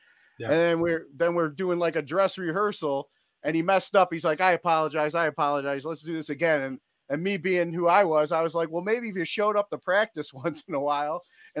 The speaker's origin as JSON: {"language": "English", "town": "North Olmsted", "region": "Ohio", "country": "United States", "tie": "born or raised there", "said": "Yeah, I grew up in Bretton Ridge."}